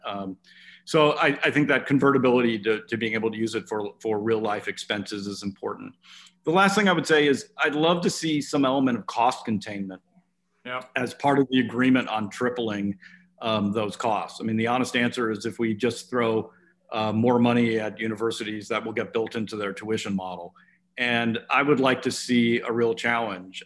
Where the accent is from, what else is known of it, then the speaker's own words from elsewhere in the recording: Oregon, United States; my home state of Oregon